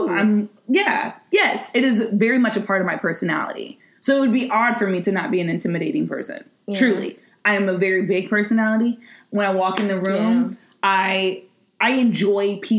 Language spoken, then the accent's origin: English; Midwest, United States; moved away; I'm from the Midwest where people are just like, you know, always just kind of appeasing others